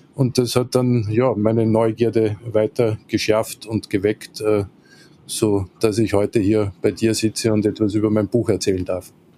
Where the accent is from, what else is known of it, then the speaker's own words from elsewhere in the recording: Linz, Upper Austria, Austria; moved away as an adult; also born or lived in Salzburg / Vienna; bin ich Österreicher, äh, vor gut 50 Jahren in Linz an der Donau geboren, äh, bin dort auch zur Schule gegangen